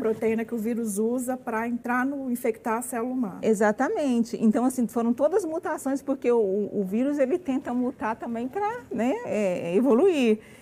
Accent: Brazil; nosso comportamento como brasileiro

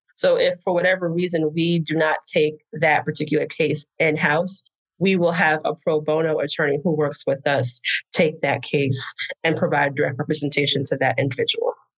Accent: New Jersey, United States; moved away as an adult; also born or lived in New York City; now in Houston, United States; originally, I'm from New Jersey

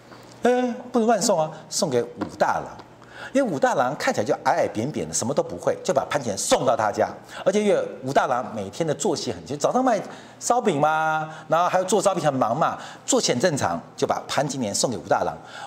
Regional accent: Taiwan; 现在变成香港人指挥我们台湾人，我们还沾沾自喜，你懂意思了吗？

